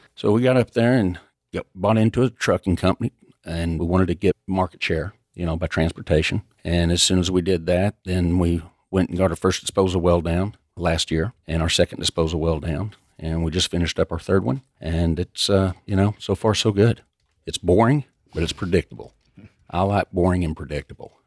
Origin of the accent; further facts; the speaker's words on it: Lubbock, Texas, United States; also born or lived in Dallas; I grew up out in Lubbock, came over to Dallas in nineteen eighty-eight.